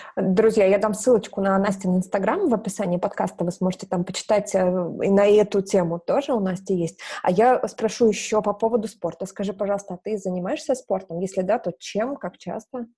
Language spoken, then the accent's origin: Russian; Novorossiysk, Krasnodar Krai, Russia; Я из Новороссийска, из Краснодарского края.